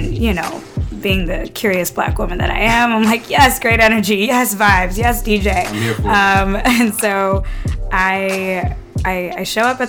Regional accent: Inglewood, California, United States; moved away as an adult; also born or lived in Brooklyn, New York; now in New York City, United States; I'm from LA, born and raised

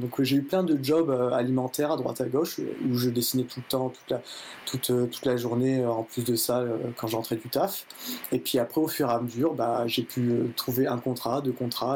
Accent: Nord-Pas-de-Calais, Hauts-de-France, France; je suis originaire du Nord-Pas-de-Calais

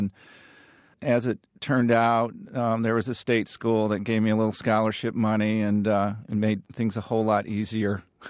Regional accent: Peoria, Illinois, United States; in the rural middle America that I grew up with, you sort of said, oh, I'm from Peoria.

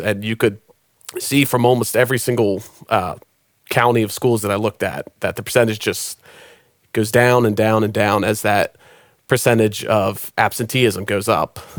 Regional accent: Maryland, United States; moved away as an adult; now in Nashville, United States; I'm originally from Maryland

